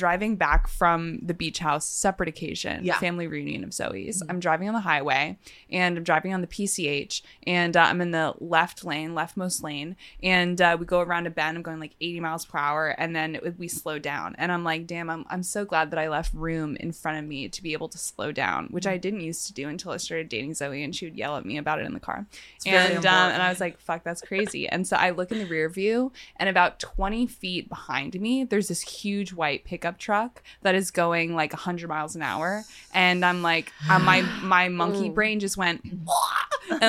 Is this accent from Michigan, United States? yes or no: no; New York, United States; I'm from New York.